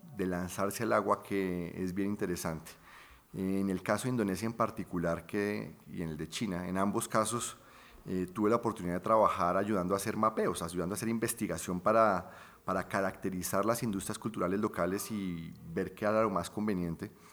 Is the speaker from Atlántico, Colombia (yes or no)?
no; Bucaramanga, Santander, Colombia; moved away as an adult; also born or lived in London; Yo nací en Bucaramanga.